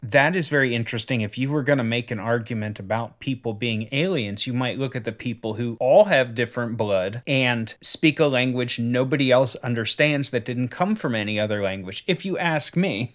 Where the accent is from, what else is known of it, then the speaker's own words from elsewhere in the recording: United States; as an American